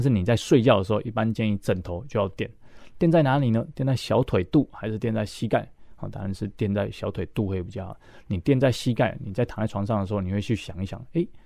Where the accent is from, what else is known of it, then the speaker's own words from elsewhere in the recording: Tainan, Taiwan; 我来自的城市是台南市